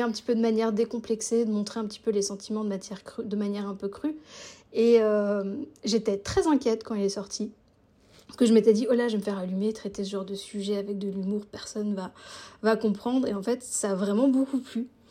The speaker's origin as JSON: {"language": "French", "area": "Alsace", "region": "Grand Est", "country": "France", "moved": "yes", "lives_now": "Switzerland", "said": "J'habite en Suisse, mais je suis française d'origine alsacienne"}